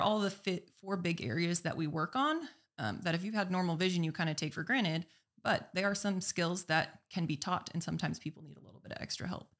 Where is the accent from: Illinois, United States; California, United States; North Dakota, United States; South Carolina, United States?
North Dakota, United States; Minot; also born or lived in Arizona; bring it back to my hometown